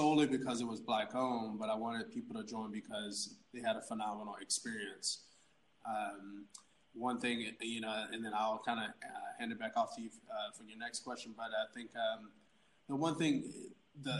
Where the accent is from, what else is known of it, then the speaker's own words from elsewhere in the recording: Atlanta, Georgia, United States; I was an orphan. I grew up in Atlanta